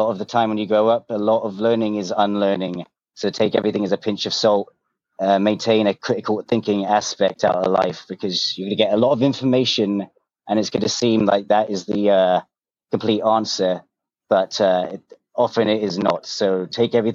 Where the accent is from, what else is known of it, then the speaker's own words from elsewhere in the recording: London, United Kingdom; also born or lived in New York; now in New Jersey, United States; I'm from London, but I moved to New York, and then I just moved to Jersey about a year ago.